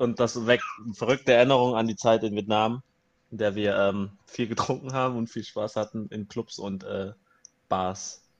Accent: Germany; ich bin hier aufgewachsen, ich bin hier geboren

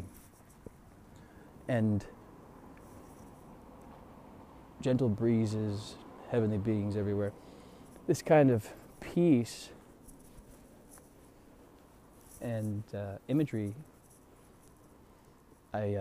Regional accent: United States; being an American

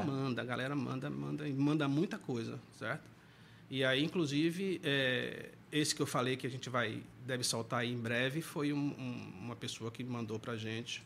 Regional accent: Santo Amaro, Bahia, Brazil; now in Salvador, Brazil; sou do interior do estado, sou de Santo Amaro da Purificação

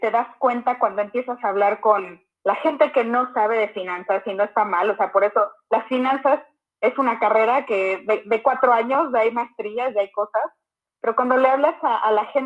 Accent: Sonora, Mexico; Eh, soy financiera de Hueso Colorado.

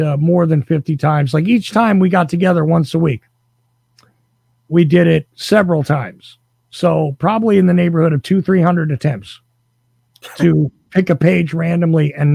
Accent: New Jersey, United States; I was actually born in New Jersey

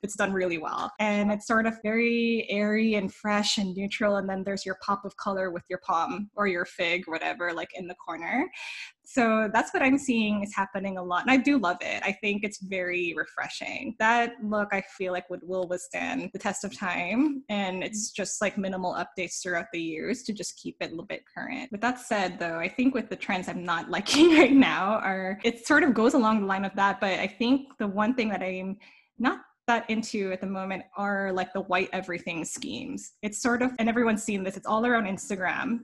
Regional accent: New Jersey, United States; moved away as an adult; also born or lived in New York City; now in Los Angeles, United States; I was raised in New Jersey and I lived in New York for almost a decade

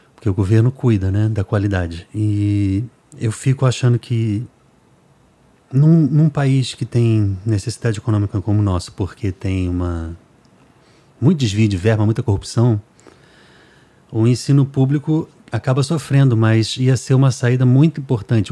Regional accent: Rio de Janeiro, Brazil; moved away as an adult; now in Fortaleza, Brazil; eu sou do Rio.

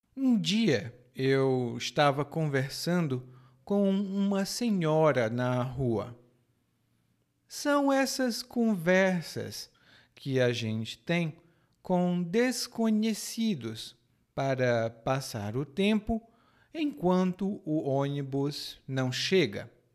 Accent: Brazil; now in Salvador, Brazil; como era a minha cidade natal

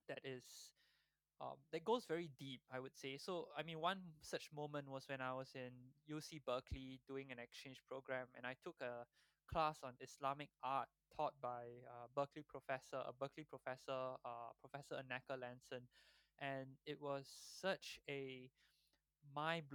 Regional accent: Singapore; moved away as an adult; also born or lived in Dubai; growing up in Singapore

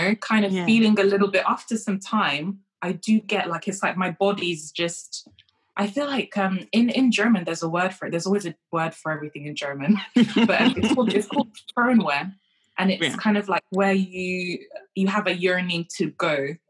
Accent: Kenya; born there; So I didn't grow up in the UK. I was born in Kenya.

